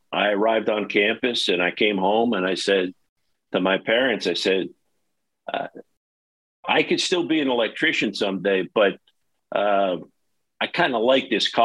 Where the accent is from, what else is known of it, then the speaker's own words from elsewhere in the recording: Erie, Pennsylvania, United States; I grew up in Erie, Pennsylvania, right on the water